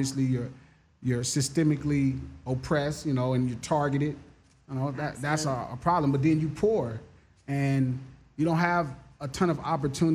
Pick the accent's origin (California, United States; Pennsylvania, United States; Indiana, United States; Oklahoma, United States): California, United States; Los Angeles; I'm from Watts. I'm from